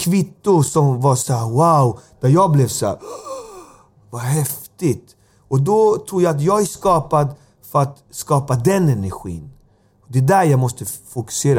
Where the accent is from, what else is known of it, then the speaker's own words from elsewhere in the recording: Alby, Stockholm County, Sweden; Jag kommer från Alby